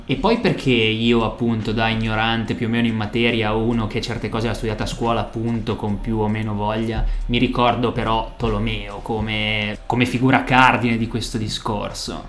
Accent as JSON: {"language": "Italian", "town": "Genoa", "region": "Liguria", "country": "Italy", "said": "siamo genovesi, magari qualcuno avrà già intercettato l'accento"}